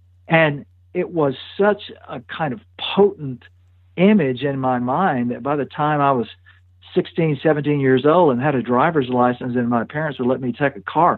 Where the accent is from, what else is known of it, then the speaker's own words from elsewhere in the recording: Louisiana, United States; accent: Southern; moved away as an adult; also born or lived in West Texas / Montana; I grew up in pretty rural circumstances, and I grew up in a little town in Louisiana, but the woods were just a couple of hundred yards away